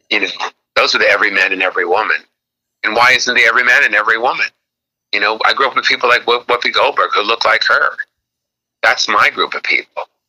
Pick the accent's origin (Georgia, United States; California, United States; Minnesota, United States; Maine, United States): California, United States; Los Angeles; moved away as an adult; also born or lived in Bronx, New York; I lived in Los Angeles my whole life until uh, nine months ago